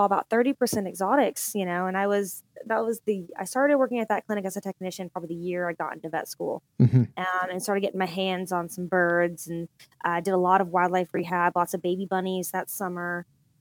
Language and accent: English; Fort Worth, Texas, United States; also born or lived in Grapevine, Texas; I am originally from Fort Worth, Texas, which is North Texas.